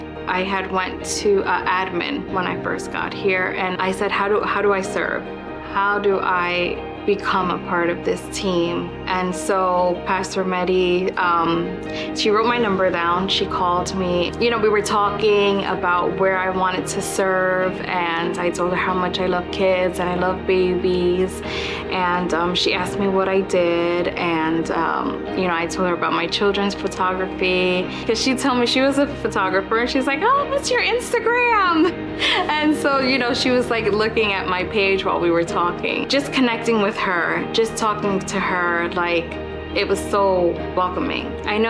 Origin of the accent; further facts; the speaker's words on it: New Jersey, United States; moved away as an adult; I had just moved here and I was living with my sister. I came from New Jersey and she had a newborn baby